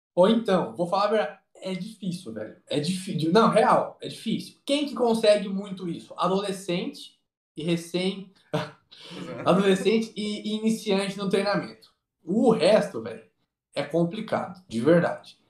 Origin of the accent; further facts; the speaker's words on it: Rio Branco, Mato Grosso, Brazil; Quando eu era criança, eu morei em Rio Branco, no Mato Grosso.